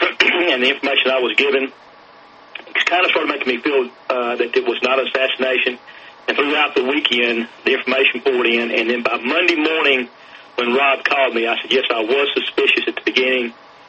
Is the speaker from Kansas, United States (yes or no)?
no; Tennessee, United States